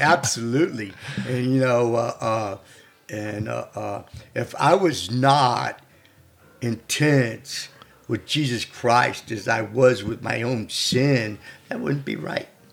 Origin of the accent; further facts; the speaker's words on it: St. Louis, Missouri, United States; I grew up in South County, and uh, uh my before I left, uh, I left St. Louis when I was like 17 years old